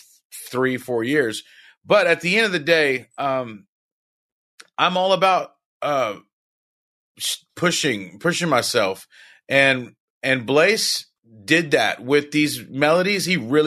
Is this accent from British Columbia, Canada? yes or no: yes; Victoria, British Columbia, Canada; Weston's from my hometown of Victoria, like I said.